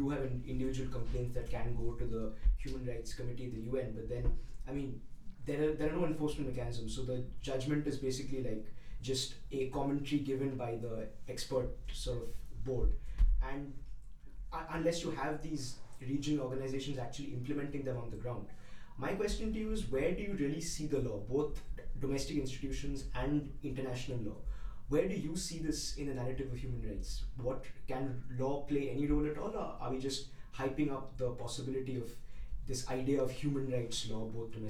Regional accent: India; I, of course, know more about my home country of India

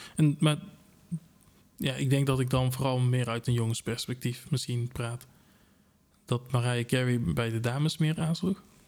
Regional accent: Tilburg, North Brabant, Netherlands; ik kom ook uit Tilburg, zodat jullie kunnen uh, eh, kunnen horen.

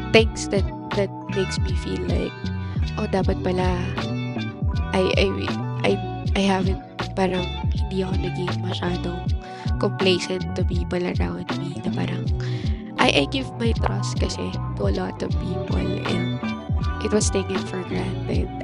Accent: Philippines; as a Filipino

